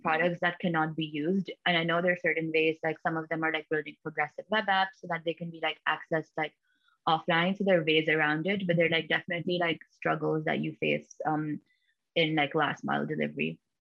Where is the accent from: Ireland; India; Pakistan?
Pakistan; now in United States; I'm originally from Pakistan, but currently based in the US